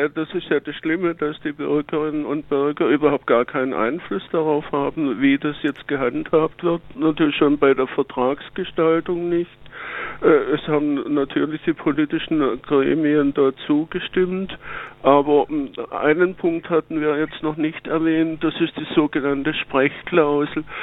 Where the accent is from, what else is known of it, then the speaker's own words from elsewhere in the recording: Baden-Württemberg, Germany; ich bin ja Schwabe, wie man sicherlich hört